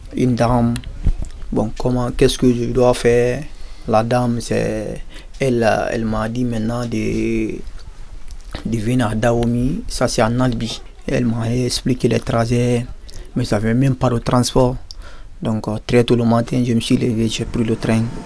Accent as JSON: {"language": "French", "country": "Guinea", "moved": "yes", "lives_now": "France", "said": "je suis de la nationalité guinéenne, de, Guinée-Conakry"}